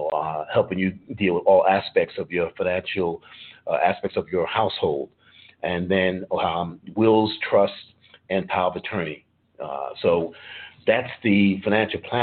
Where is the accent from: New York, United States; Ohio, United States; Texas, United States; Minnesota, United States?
New York, United States; New York City; now in Atlanta, United States; I've been born and raised in New York City